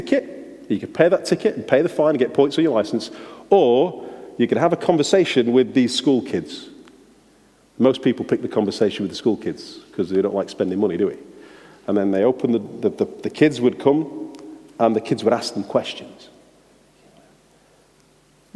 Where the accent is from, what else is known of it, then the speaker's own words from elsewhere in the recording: England, United Kingdom; being an English driver driving around Sweden